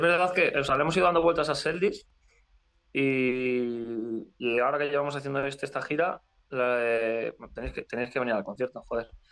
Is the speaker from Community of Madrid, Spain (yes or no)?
yes; Community of Madrid, Spain; now in Madrid, Spain; somos de un pueblo. nosotros somos eh, de varios sitios, pero alrededor de la zona, de la zona norte de Madrid, San Agustín de Guadalís, El Molar